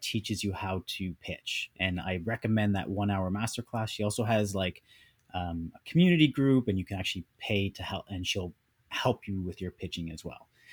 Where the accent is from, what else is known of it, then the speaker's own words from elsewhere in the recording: Canada; also born or lived in United States; now in Vancouver, Canada; born and raised in Canada, but we were in the U S for a bit